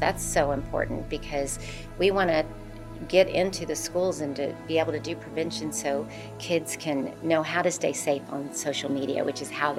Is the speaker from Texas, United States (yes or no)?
yes; Richardson, Texas, United States; also born or lived in Michigan; I was born in Michigan, but I was raised in Richardson, Texas.